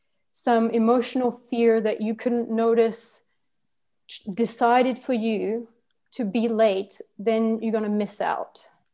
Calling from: La Gomera, Canary Islands, Spain; I'm speaking now from La Gomera, which is in the Canary Islands. It is supposed to be Spanish territory. I don't consider it Spanish territory, but whatever.

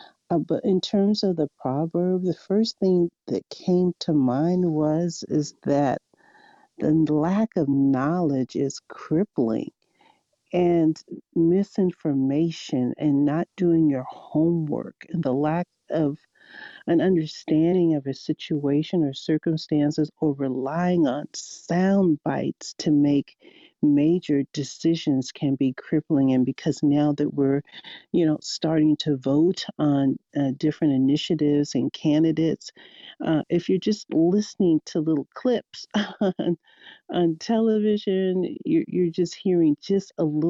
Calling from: Seattle, Washington, United States; I'm joining you from Seattle, and hello, everyone.

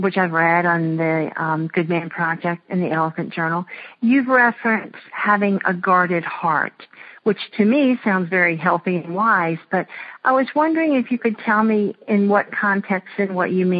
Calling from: Atlanta, Georgia, United States; I'm calling from Atlanta

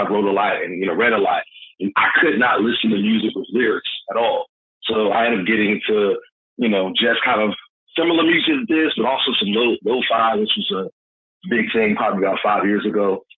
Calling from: Greensboro, North Carolina, United States; Calling from Greensboro, North Carolina.

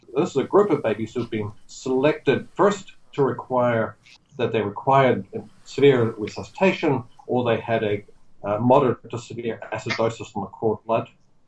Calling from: Auckland, New Zealand; I'm calling you from Auckland today.

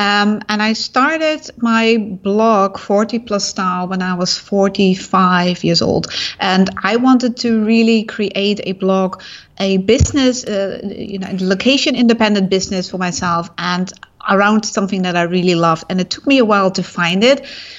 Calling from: Singapore; I'm in Singapore. Very hot.

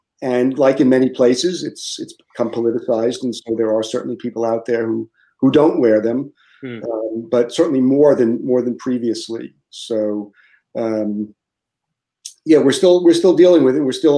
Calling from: Lafayette, Louisiana, United States; Yeah, so I'm in Lafayette, Louisiana.

